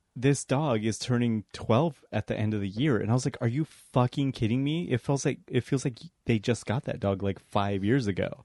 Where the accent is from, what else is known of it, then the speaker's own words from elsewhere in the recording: Colorado, United States; I'm from Colorado, where cougars are ready to pounce